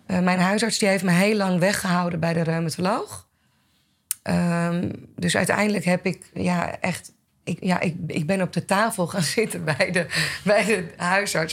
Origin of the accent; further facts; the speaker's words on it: Blaricum, North Holland, Netherlands; ik kom uit Blarikum, ben opgegroeid in, eh, in het Gooi.